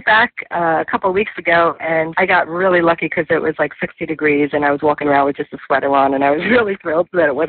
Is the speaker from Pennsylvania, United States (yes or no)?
no; New York, United States; moved away; I'm from New York myself, and I got so tired of the winters there.